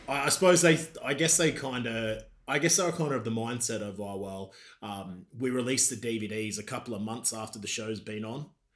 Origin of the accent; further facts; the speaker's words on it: Queensland, Australia; moved away as an adult; now in United Kingdom; I'm from a proper bogan Australia, mate. I'm from Queensland